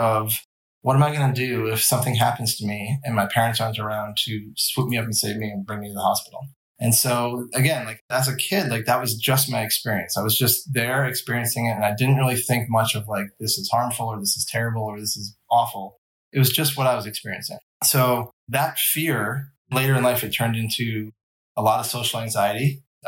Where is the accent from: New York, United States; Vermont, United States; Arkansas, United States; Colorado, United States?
Vermont, United States; I grew up in Vermont